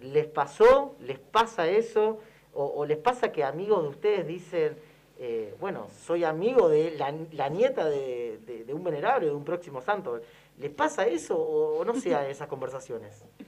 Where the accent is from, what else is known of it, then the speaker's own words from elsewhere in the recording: Argentina; como argentinos